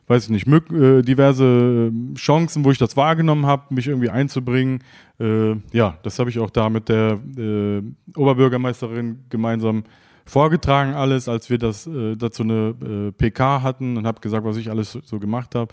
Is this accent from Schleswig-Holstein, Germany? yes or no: no; Cologne, North Rhine-Westphalia, Germany; Gänsehaut als Mensch mit Migrationsgeschichte, der hier aufgewachsen ist, sich dann auch in dem Moment komplett als Kölner äh, zu fühlen und auch äh, ja, ein Teil davon zu sein.